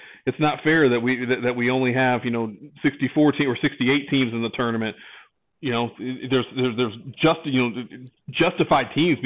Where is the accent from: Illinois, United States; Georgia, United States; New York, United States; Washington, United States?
Illinois, United States; Chicago; I'm from Chicago.